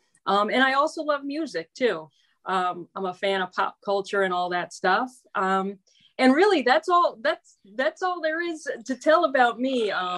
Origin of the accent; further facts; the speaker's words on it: Albany, New York, United States; moved away as an adult; now in Orlando, United States; I'm really an upstate New Yorker. I was born in Albany, grew up there, and went to Syracuse.